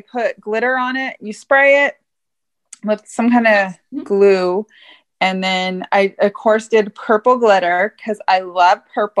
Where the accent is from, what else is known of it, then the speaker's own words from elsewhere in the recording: Santa Barbara, California, United States; I'm from Santa Barbara